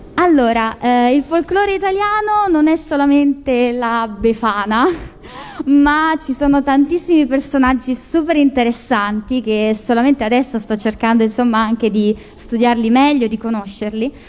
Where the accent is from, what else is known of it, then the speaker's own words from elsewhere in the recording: Marche, Italy; io sono marchigiana